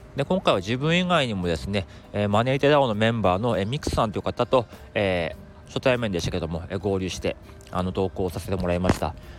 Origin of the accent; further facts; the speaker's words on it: Tohoku countryside, Japan; now in Tokyo, Japan; 僕もねあの東北の田舎出身